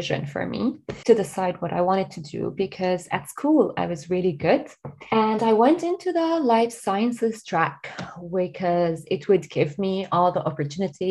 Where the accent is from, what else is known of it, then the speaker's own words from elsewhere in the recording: Lebanon; moved away as an adult; now in Dublin, Ireland; I'm originally from Lebanon, and this is where I grew up, where I was born, and where I got my education and started my career.